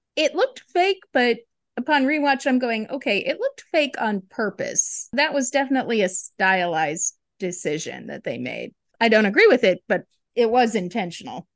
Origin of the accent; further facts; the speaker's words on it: Detroit, Michigan, United States; now in Atlanta, United States; I grew up in Detroit